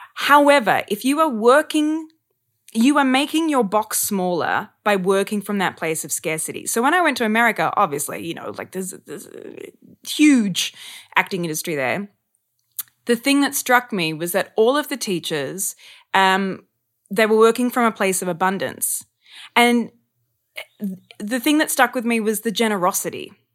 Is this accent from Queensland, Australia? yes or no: no; Sydney, New South Wales, Australia; moved away as an adult; also born or lived in Melbourne; I'm from Sydney